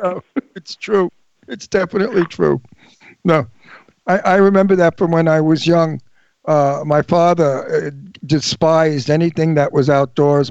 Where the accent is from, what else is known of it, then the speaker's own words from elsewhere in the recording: New York City, New York, United States; moved away; also born or lived in Long Island; I'm from New York, from Brooklyn